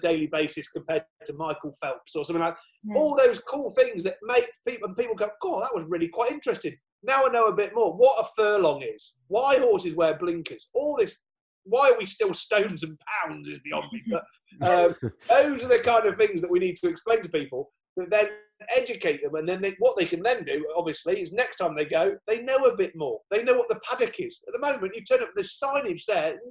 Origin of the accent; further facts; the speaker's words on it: Southwell, East Midlands, United Kingdom; where I was brought up near Southwell.